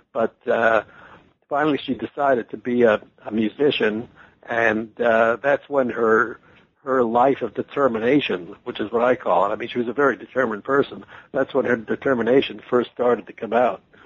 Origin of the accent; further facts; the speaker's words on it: Washington, District of Columbia, United States; also born or lived in Detroit / Atlanta; now in New York City, United States; I was born in Washington D.C.